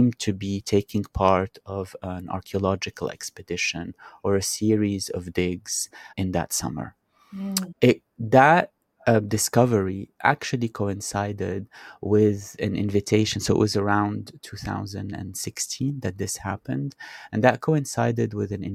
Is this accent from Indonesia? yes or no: no; Beirut, Beirut Governorate, Lebanon; growing up in Beirut, I used to have lunch at my maternal grandparents' house every other Sunday.